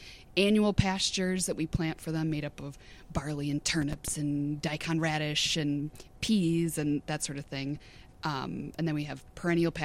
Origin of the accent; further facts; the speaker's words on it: Coon Rapids, Minnesota, United States; also born or lived in Houston County, Minnesota; I grew up in the suburbs. I'm from Coon Rapids